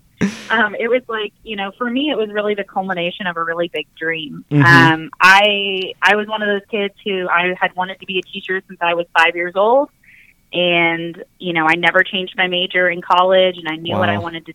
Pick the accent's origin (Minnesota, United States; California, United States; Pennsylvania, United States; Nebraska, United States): Nebraska, United States; Omaha; moved away; I'm originally from Omaha, Nebraska